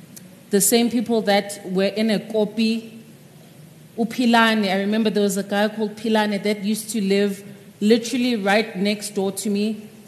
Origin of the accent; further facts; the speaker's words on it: South Africa; first language Zulu; English is a second language; I was terrified of writing in isiZulu, which is my mother tongue.